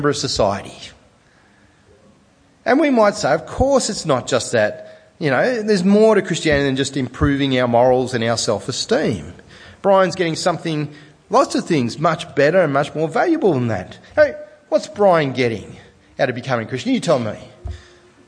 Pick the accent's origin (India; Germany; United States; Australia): Australia; Sydney, New South Wales; I'm from Sydney